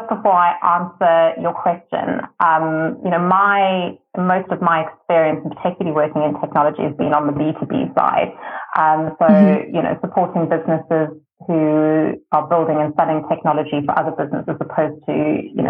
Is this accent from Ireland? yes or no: no; South Africa; being South African to be able to work in South Africa